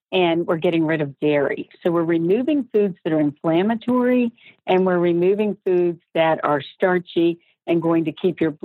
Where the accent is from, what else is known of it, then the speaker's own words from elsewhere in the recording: Georgia, United States; moved away; I was from Georgia